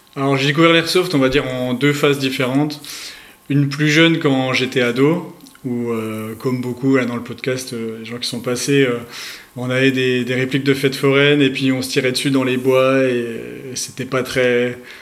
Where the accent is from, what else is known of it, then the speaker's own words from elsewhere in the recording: Bourgogne-Franche-Comté, France; accent: Franche-Comté accent; now in Île-de-France, France; j'habite actuellement en Ile-de-France, mais je suis originaire de Franche-Comté à la base